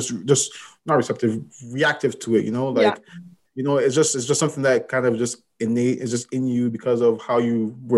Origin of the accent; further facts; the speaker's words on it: Toronto, Ontario, Canada; I'm from Galloway and Scarborough